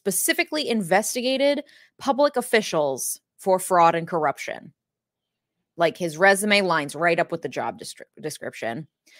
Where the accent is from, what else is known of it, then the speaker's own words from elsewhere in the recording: Minnesota, United States; I grew up in Minnesota where every A is an A sound. And then I went to the East Coast for undergrad and for law school. Both times I was made fun of for my accent.